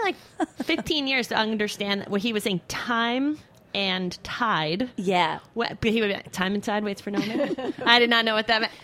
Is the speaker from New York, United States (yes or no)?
yes; Hampton Bays, New York, United States; moved away; I grew up on the east end of Long Island in Hampton Bays